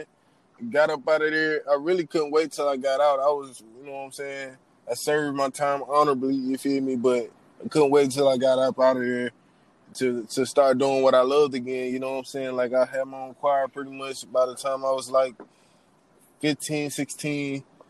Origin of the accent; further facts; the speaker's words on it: Savannah, Georgia, United States; now in Hartsville, United States; I'm from Savannah